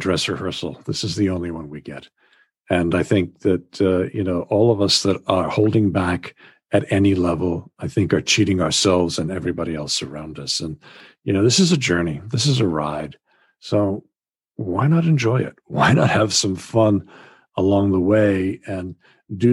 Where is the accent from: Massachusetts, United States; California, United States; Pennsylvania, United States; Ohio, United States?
Massachusetts, United States; moved away as an adult; now in Wales, United Kingdom; I grew up in Massachusetts in the United States